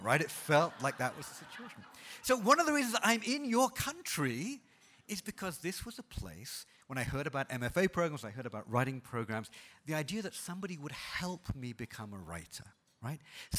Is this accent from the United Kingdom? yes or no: yes; United Kingdom; moved away; I'm originally from Britain